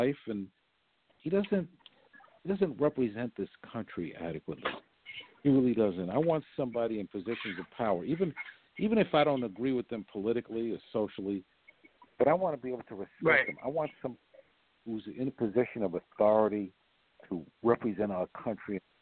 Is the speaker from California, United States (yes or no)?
no; New York, United States; I'm from New York